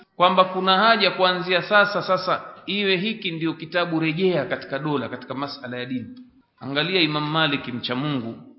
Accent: Tanga, Tanga Region, Tanzania; kule kwetu Tanga

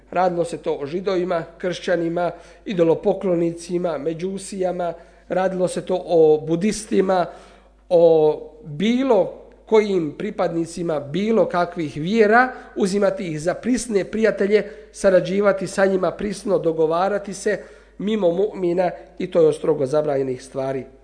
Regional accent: Bosnia & Herzegovina

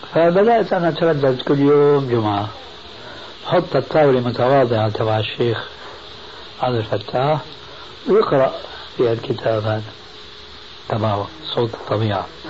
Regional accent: Syria; المدارس القديمة عندنا في الشام

